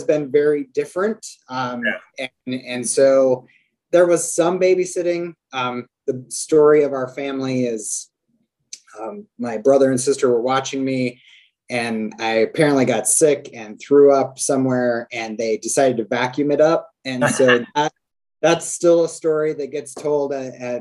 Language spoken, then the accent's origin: English; Laramie, Wyoming, United States; I was born and raised in Laramie, Wyoming